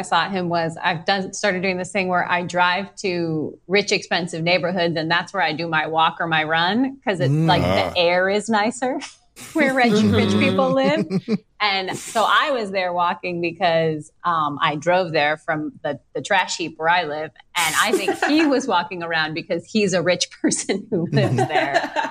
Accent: Massachusetts, United States; I'm from Massachusetts.

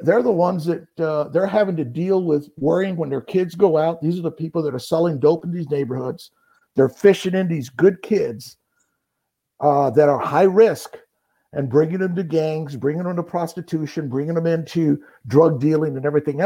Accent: Phoenix, Arizona, United States; also born or lived in Buckeye, Arizona; I'm a Barrio kid. I grew up in the Barrio. I grew up just east of downtown Phoenix

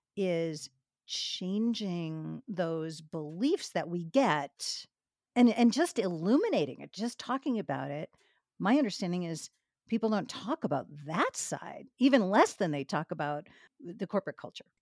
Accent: Boston, Massachusetts, United States; moved away; also born or lived in New York; I grew up in Boston and later New York.

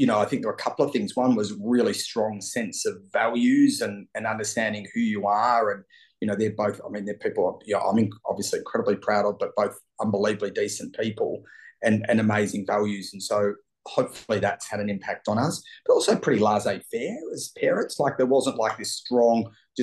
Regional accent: Melbourne, Victoria, Australia; I grew up in Melbourne, close family, older brother Andrew

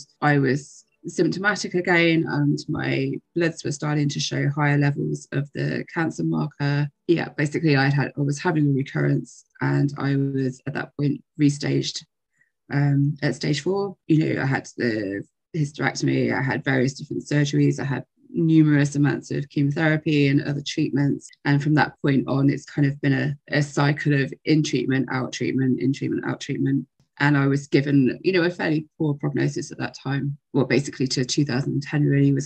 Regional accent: England, United Kingdom; now in Ireland; I live in Ireland. I'm originally from England

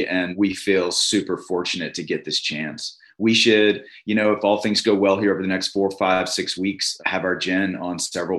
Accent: Covington, Louisiana, United States; also born or lived in Virginia / Los Angeles, California; now in Oxford, United States; I'm from the South. I'm from the Deep South, Covington, Louisiana, specifically, living out in LA, had 2 kids

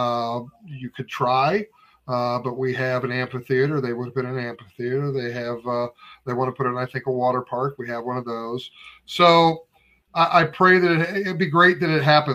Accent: Hermann, Missouri, United States; now in Camden County, United States; I grew up in Herman, Missouri

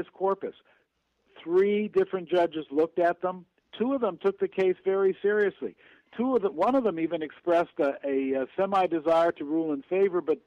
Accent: Los Angeles, California, United States; I grew up in Los Angeles

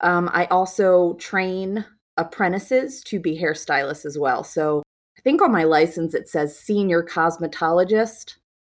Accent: Maryland, United States; also born or lived in South Carolina; I'm from Maryland, and I own a salon and work in Maryland. It's kind of crazy. When COVID happened, I was living in Maryland running my business. I'm born and raised there.

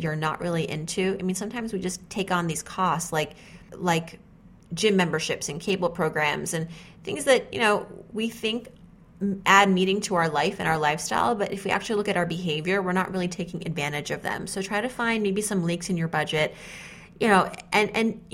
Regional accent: New England, United States; We're from New England

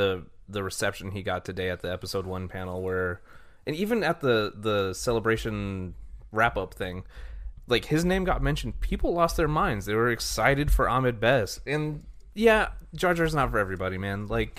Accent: Bronx, New York, United States; I was a dude from the Bronx who didn't know anything. Like, I was 22, and I was in I was at Skywalker Ranch.

